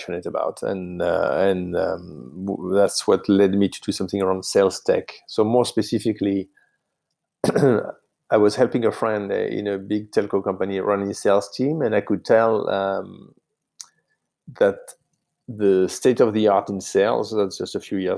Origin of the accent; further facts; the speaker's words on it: south of France, France; English is a second language; moved away as an adult; now in United States; I grew up in France, in the south of France